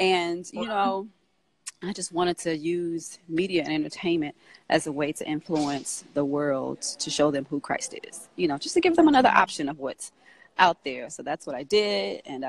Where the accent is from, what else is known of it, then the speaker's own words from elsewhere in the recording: Grambling, Louisiana, United States; moved away as an adult; now in Atlanta, United States; I'm from Grambling, Louisiana, which is a small town in Louisiana. And so after I graduated from college, I moved to Atlanta